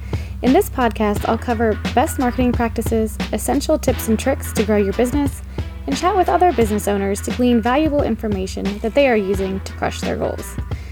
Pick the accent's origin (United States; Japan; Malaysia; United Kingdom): United States; the South; Like I grew up in the South, but I'm actually from the Northwest. And so people are like, you have a funny accent.